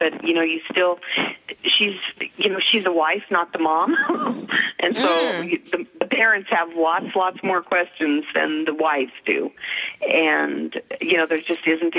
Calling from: Denver, Colorado, United States; I'm in Denver, Colorado.

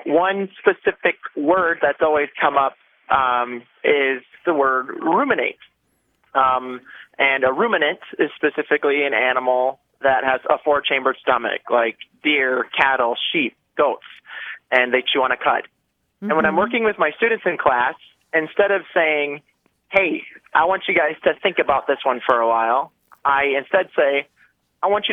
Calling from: Deer River, Minnesota, United States; I am calling from Deer River, Minnesota

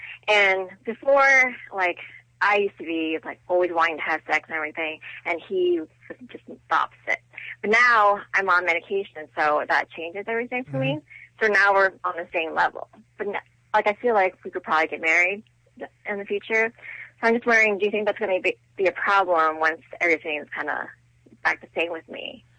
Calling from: Windsor, Ontario, Canada; Hi, this is … calling from Windsor, Ontario.

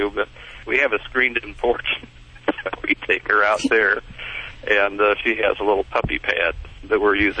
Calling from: The Woodlands, Texas, United States; The Woodlands.

